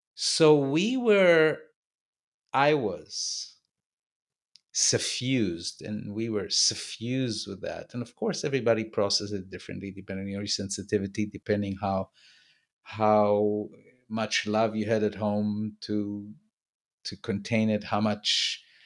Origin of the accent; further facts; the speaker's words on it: Tel Aviv, Tel Aviv District, Israel; how Tel Aviv was when I grew up.